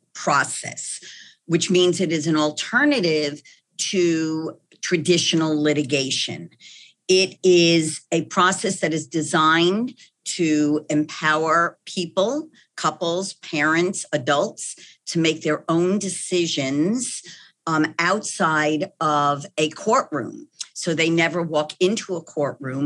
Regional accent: New York, United States; accent: New York; moved away as an adult; now in Texas, United States; that New York accent where I was born and bred

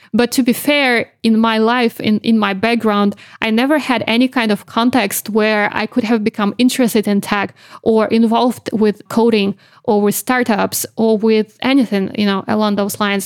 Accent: Belarus; moved away as an adult; now in London, United Kingdom; I actually used to run my own independent news magazine back in Belarus

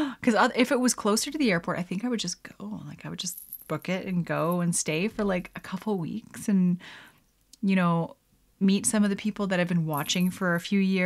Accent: Canada; I'm Canadian

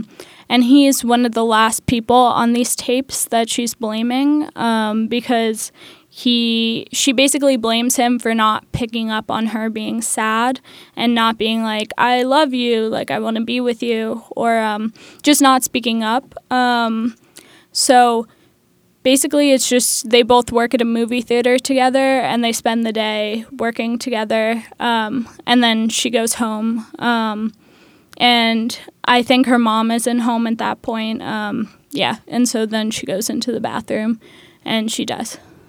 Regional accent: Manhattan, New York, United States; I'm 20 years old and I go to Pratt Institute. I'm from Manhattan.

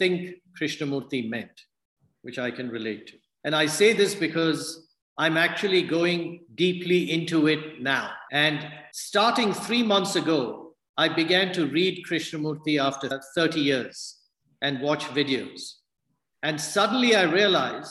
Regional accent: India; moved away; I'm from India

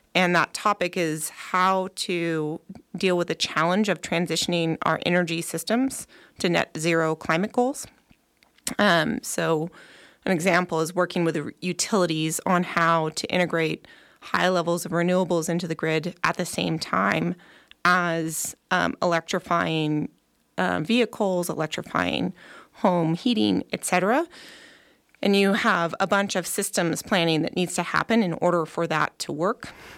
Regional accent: Nevada County, California, United States; moved away as an adult; also born or lived in Bay Area; Nevada County is a wonderful place to grow up. Part of the reason why I, um, brought my family back here

